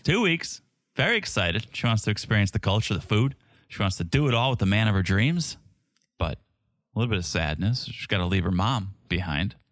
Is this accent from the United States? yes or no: yes; United States; as an American